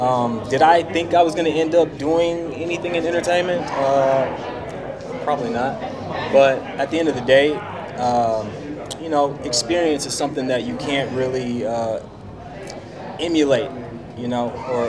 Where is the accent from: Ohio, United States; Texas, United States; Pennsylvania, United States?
Texas, United States; Dallas; I'm from Dallas, Texas. I grew up, you know, mom worked, you know, in the industry. My dad, you know, worked for the city.